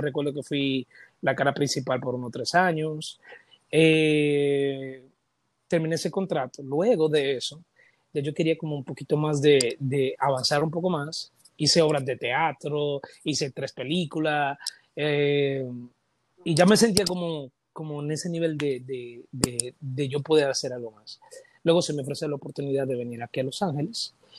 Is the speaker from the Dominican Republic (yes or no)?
yes; Dominican Republic; Todos los dominicanos tenemos ese sello en la pierna derecha o en la izquierda